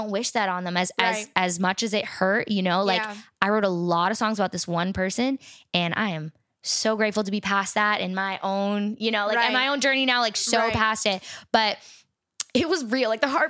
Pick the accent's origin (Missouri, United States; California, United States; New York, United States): New York, United States; Yeah, like 45 small... minutes north of the, of the city.